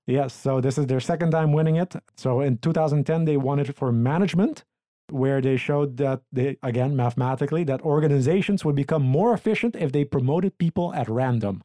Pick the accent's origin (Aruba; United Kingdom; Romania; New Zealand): Aruba; moved away; my home country, or island, I guess, Aruba.